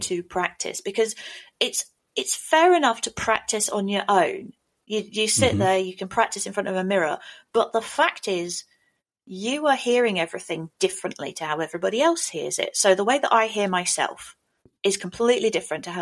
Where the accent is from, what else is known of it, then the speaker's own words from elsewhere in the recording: England, United Kingdom; accent: English; that's my accent